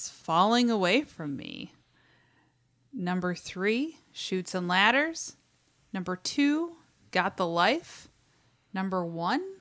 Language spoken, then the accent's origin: English; Sydney, New South Wales, Australia; there was an industrial tinted new metal band called … in my hometown of Sydney